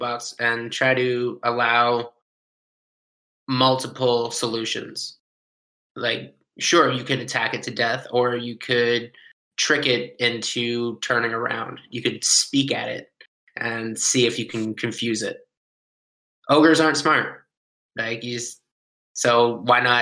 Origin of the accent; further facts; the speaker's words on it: London, Ontario, Canada; I'm a musician from London, Ontario